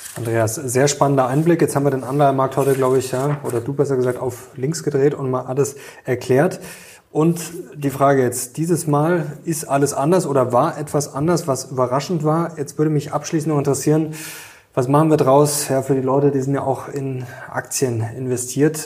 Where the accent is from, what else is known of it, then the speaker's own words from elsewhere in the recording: Germany; bei uns in Deutschland